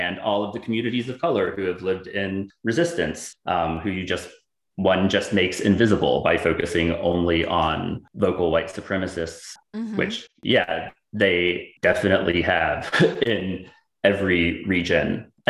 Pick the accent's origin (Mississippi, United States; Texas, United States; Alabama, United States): Mississippi, United States; moved away; also born or lived in Kentucky; I'm from Mississippi.